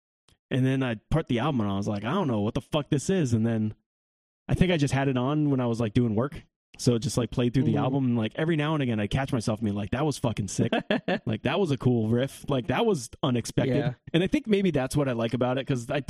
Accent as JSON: {"language": "English", "region": "New York", "country": "United States", "said": "We're from New York. New York."}